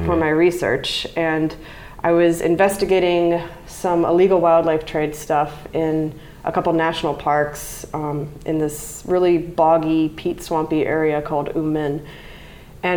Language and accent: English; Mississippi Gulf Coast, United States; I grew up on the Mississippi Gulf Coast